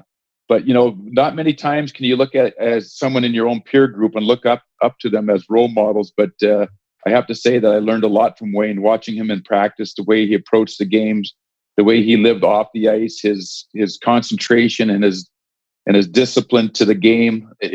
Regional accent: West Coast, Canada; but he grew up on the East Coast. I grew up on the West Coast.

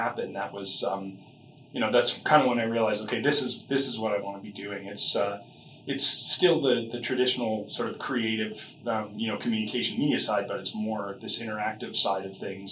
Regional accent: Calgary, Alberta, Canada; also born or lived in Victoria, British Columbia; I started out here in Calgary. That's most of my family's from here.

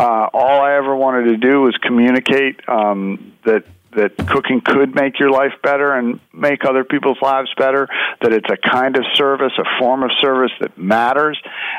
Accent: New York City, New York, United States; born or raised there

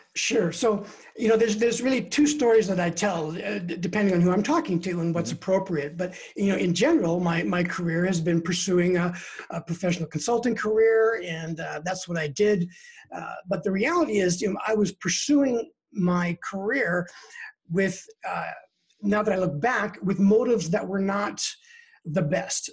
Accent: British Columbia, Canada; now in Denver, United States; I'm originally from Canada. I'm a Canadian citizen from the West Coast in British Columbia, born and raised there. And in 2003, I moved to uh, the US and I've been here ever since.

